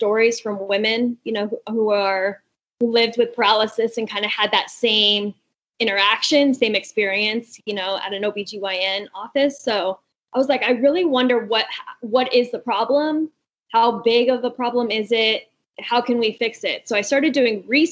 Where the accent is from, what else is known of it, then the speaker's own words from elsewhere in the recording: Albuquerque, New Mexico, United States; moved away as an adult; also born or lived in California / Houston / Washington, D.C.; I'm from Albuquerque, but I've lived in California